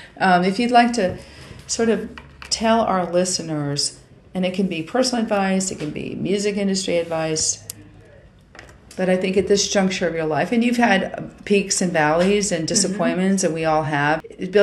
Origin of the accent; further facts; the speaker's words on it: New York, United States; moved away as an adult; now in Nashville, United States; I'm from New York and I'm a Sagittarian and I never mean to be rude. And I realized moving here that there's a different cadence sometimes with speaking, and I have had to learn to speak a little slower.